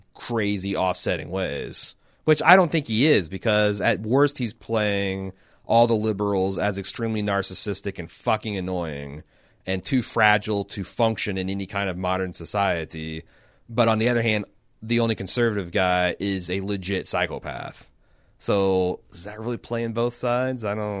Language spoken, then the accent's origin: English; United Kingdom; Personally, as a Brit, I'm going to enjoy the hell of the season